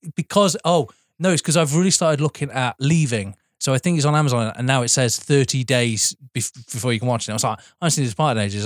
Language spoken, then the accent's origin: English; Sheffield, Yorkshire and the Humber, United Kingdom; now I'm from Sheffield